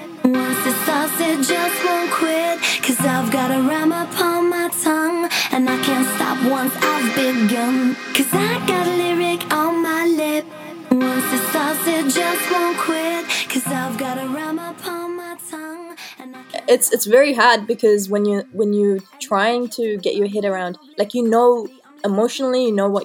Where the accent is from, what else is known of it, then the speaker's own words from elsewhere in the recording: New Zealand; I consider myself as equally Kiwi, well, New Zealander and Iranian.